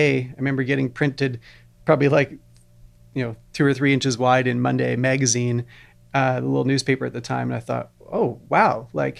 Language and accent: English; Vancouver Island, British Columbia, Canada; growing up on Vancouver Island, you're surrounded by beautiful forests, you know, the majority of your life.